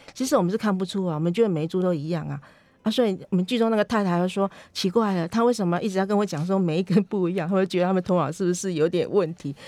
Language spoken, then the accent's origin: Chinese; Minxiong, Chiayi County, Taiwan; moved away; 我其实是生长在嘉义民雄牛斗山这边的牛斗山